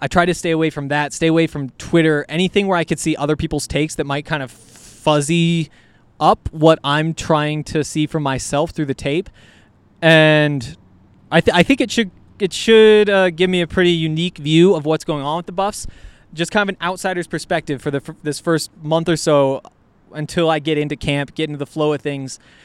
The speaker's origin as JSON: {"language": "English", "town": "Columbia Falls", "region": "Montana", "country": "United States", "said": "I'm from Montana, from Columbia Falls, Montana, right up in the northwest corner"}